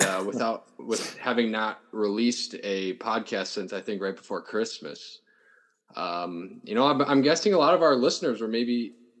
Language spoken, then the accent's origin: English; South Dakota, United States; I'm from South Dakota